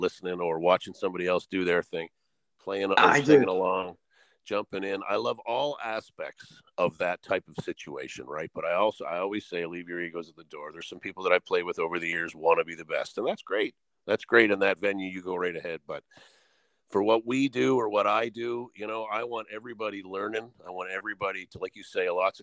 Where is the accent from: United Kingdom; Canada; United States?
Canada; Atlantic Canada; I do a bunch of Maritimer stuff. I am an Atlantic Canadian